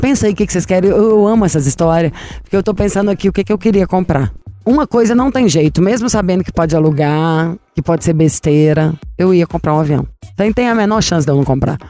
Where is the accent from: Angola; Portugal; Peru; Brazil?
Brazil; Minas Gerais; eu sou mineira